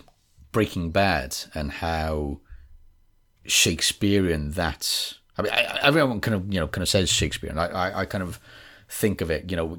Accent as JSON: {"language": "English", "region": "Wales", "country": "United Kingdom", "accent": "West Wales", "said": "This is West Wales, but not actually West Wales, because a lot of people think I sound from England, and then when I'm in England, people say, \"Oh, you sound very Welsh.\" Very Welsh, as they say."}